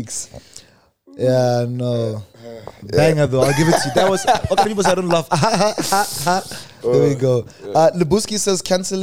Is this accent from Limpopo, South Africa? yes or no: yes; Polokwane, Limpopo, South Africa; we grew up in Polokwane